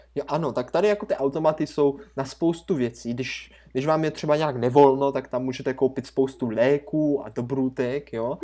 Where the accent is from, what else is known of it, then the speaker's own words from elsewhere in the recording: Brno, South Moravian Region, Czechia; U nás v Brně